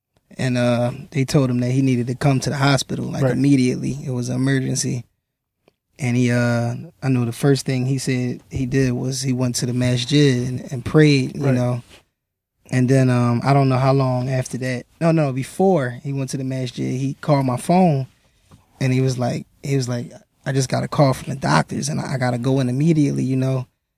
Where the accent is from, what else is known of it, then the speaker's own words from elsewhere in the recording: Philadelphia, Pennsylvania, United States; I'm from Philly